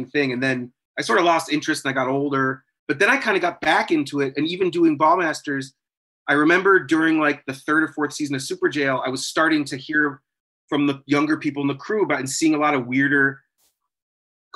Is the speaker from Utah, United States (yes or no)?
no; New Hampshire, United States; I'm from New Hampshire